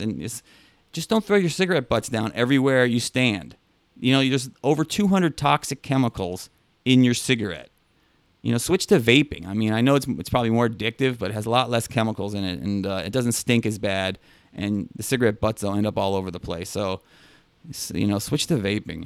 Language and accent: English; New York City, New York, United States; as a New Yorker